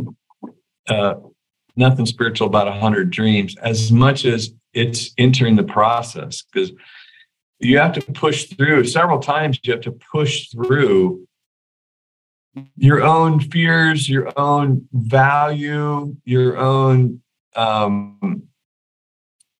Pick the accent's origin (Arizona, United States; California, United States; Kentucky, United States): California, United States; Weaverville; moved away; I'm from Weaverville